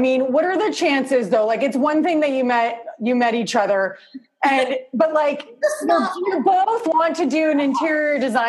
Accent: Toronto, Ontario, Canada; I'm from Canada. Yeah, Toronto.

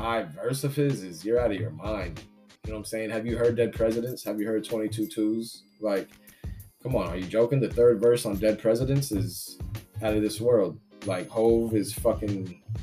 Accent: California, United States; now in Massachusetts, United States; I'm originally from Cali

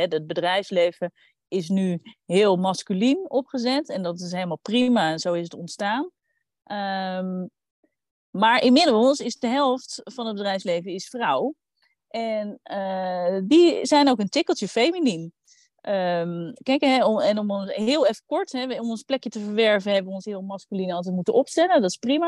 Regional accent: Randstad, Netherlands; ik kom uit de Randstad

